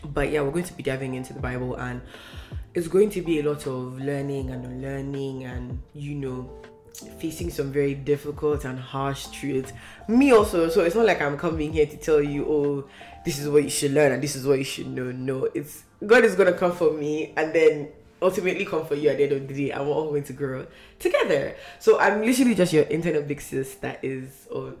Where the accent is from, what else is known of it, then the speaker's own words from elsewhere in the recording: Northern Nigeria, Nigeria; first language Hausa; English is a second language; now in Canada; I'm from Nigeria